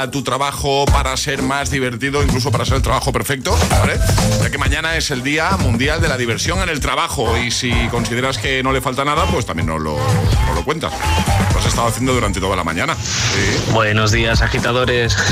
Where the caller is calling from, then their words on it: The Hague, South Holland, Netherlands; la de Holanda, en La Haya.